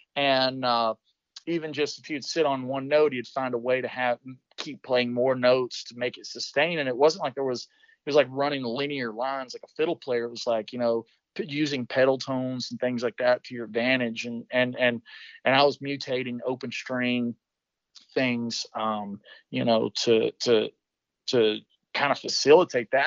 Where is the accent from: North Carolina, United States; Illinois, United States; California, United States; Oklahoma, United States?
North Carolina, United States; Western; I grew up in Western North Carolina.